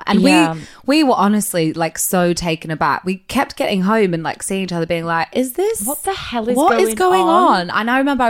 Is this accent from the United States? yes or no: no; Australia; now in London, United Kingdom; I moved to London from Australia 10 years ago and I'm a songwriter amongst other things.